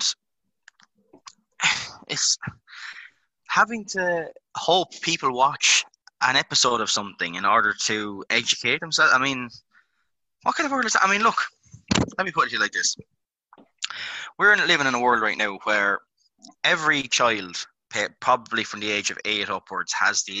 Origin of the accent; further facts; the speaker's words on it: Ireland; we're all Irish, guys. We've all grown up in this country.